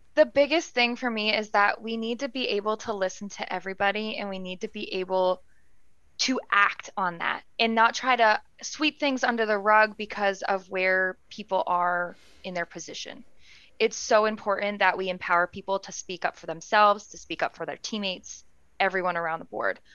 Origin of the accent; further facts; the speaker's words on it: Vermont, United States; as a Vermonter